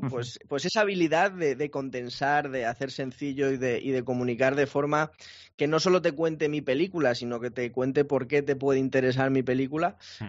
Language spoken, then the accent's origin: Spanish; Madrid, Community of Madrid, Spain; moved away as an adult; now in Málaga, Spain; yo soy de Madrid, soy de Madrid, pero, pero he cambiado, he cambiado un clima más cálido